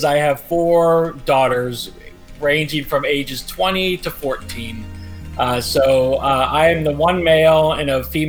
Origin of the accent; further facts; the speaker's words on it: Washington, District of Columbia, United States; also born or lived in Germany; lived here most of my life, except for a few years in Germany when I was younger and college time period. But I've been basically born and raised in Washington, D.C.